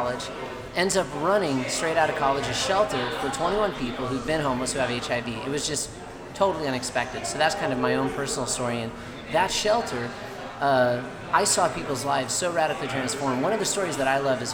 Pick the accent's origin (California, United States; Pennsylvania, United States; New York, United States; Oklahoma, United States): California, United States; Orange County; I grew up in Orange County, kind of a local person